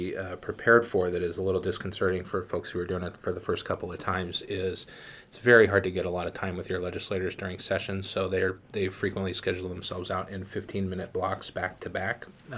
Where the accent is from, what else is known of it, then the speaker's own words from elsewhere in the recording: Washington, United States; I'm from Washington. I don't use an umbrella.